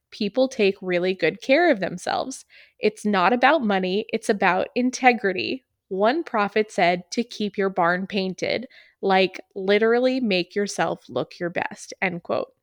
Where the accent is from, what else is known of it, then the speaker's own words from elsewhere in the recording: New Hampshire, United States; moved away; where I grew up in New Hampshire